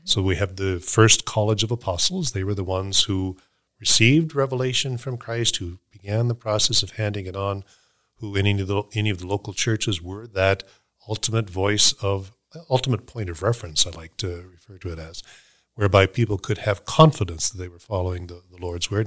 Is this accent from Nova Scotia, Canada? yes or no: yes; Halifax, Nova Scotia, Canada; moved away; I grew up in Halifax